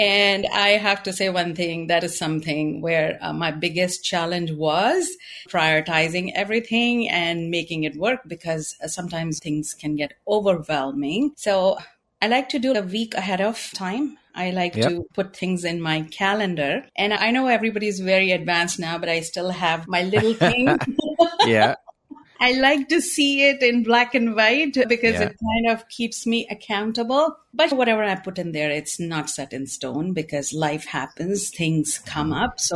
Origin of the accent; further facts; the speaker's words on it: India; moved away; I am originally from India